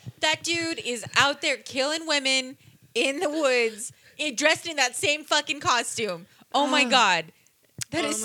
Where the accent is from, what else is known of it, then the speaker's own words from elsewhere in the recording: Utah, United States; when I was growing up in Utah, we lived in my grandmother's basement